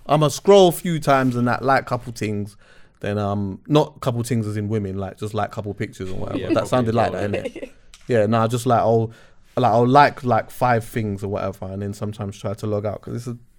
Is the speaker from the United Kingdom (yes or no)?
no; Jamaica; Yeah, I'm Jamaican.